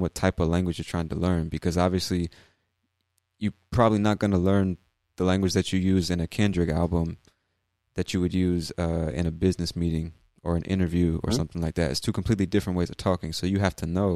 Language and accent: English; United States; we're all American